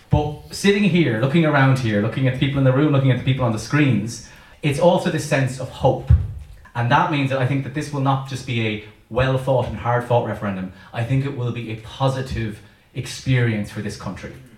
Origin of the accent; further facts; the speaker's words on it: Longford, Leinster, Ireland; moved away as an adult; now in London, United Kingdom; I'm from Longford, but I've been in London for about seven years now.